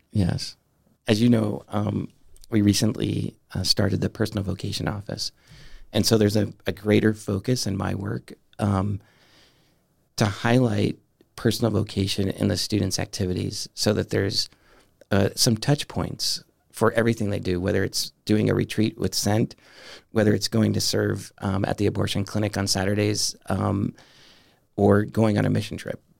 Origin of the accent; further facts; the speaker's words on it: Southern California, United States; moved away as an adult; also born or lived in Denver, Colorado; now in Steubenville, United States; growing up in Southern California